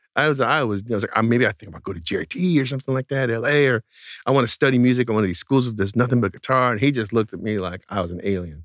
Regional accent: outside the Bay Area, California, United States; the town I grew up in outside the Bay Area, was not in the Bay Area where everything was cool

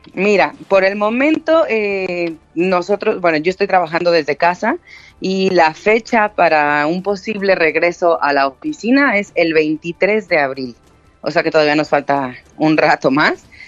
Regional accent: Mexico; now in Spain; yo soy mexicana

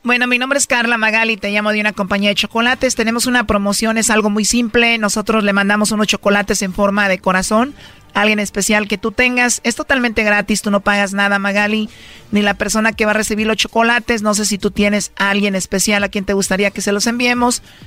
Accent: Jalisco, Mexico; yo soy de Jalisco

